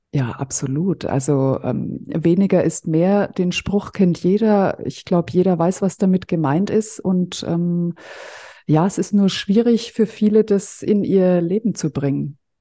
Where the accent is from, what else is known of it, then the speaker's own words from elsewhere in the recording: Fürth, Bavaria, Germany; ich komme ja aus Mittelfranken, aus Fürth